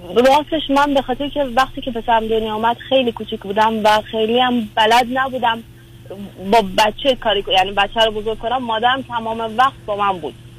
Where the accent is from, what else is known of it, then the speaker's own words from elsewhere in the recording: Iran; moved away; also born or lived in a Persian Gulf country; این کشور خلیجی هر چقدر زندگی کنیم اینجا توش بازم ما, ما ایرانی هستیم